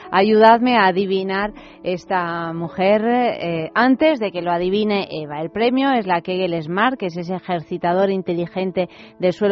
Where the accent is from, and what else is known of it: Albacete, Castilla-La Mancha, Spain; born or raised there